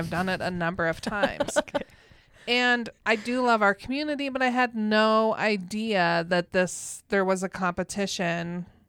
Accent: Minnesota, United States; I'm from Minnesota.

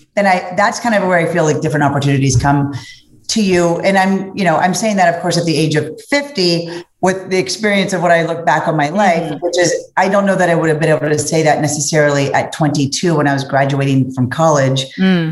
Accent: Cincinnati, Ohio, United States; I come from Cincinnati, Ohio, Midwest

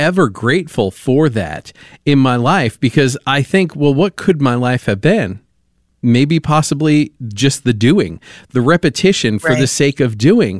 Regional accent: New York, United States; I was raised in New York, and so raised in the Catholic Church.

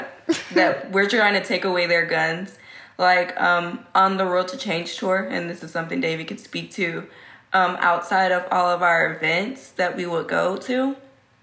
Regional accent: Texas, United States; I'm from Texas. I live in Texas, born and raised.

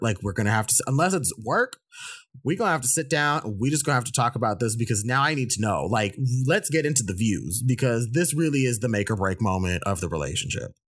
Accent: United States; I'm an Indian American

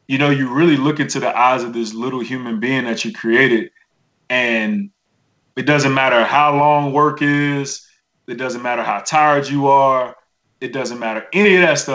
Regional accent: Miami, Florida, United States; I'm from Miami. My grandmother has Southern roots. I was raised by my grandmother and uncle in a village of church folk.

